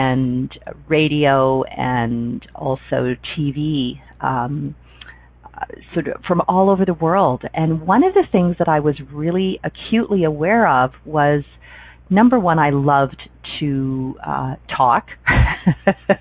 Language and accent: English; Toronto, Ontario, Canada; moved away as an adult; I grew up in Toronto, Ontario